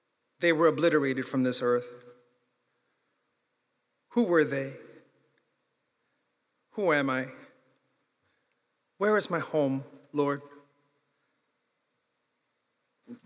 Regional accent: New York, United States; I'm from New York

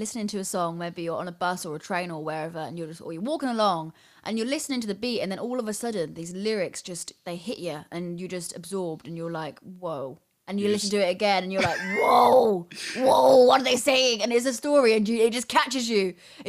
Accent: Tennessee, United States; Yeah, I'm from Tennessee, man.

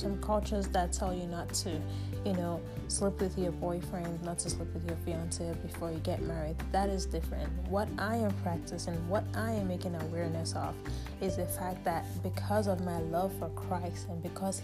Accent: Nigeria; Nigeria. That's my home country

